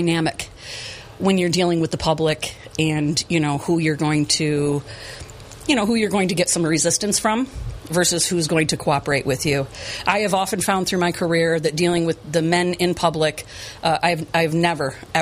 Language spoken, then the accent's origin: English; Chenango Bridge, New York, United States; I grew up in Chenango Bridge